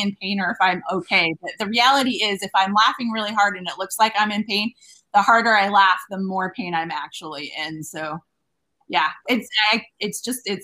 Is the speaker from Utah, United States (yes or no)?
yes; Logan, Utah, United States; moved away as an adult; also born or lived in Carbondale, Illinois / Ellensburg, Washington / Cheyenne, Wyoming; now in La Crosse, United States; I grew up in Logan and did my undergraduate and graduate degree there